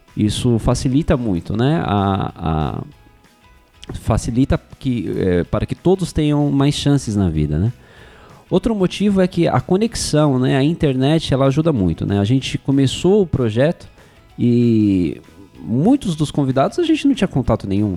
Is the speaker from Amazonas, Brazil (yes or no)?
no; São Paulo, Brazil; eu nasci e cresci na Zona Leste de São Paulo